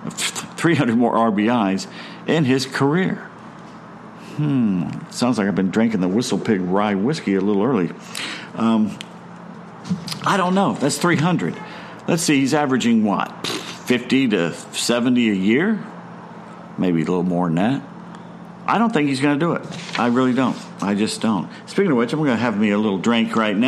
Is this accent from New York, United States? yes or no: no; Mississippi, United States; I'm from Mississippi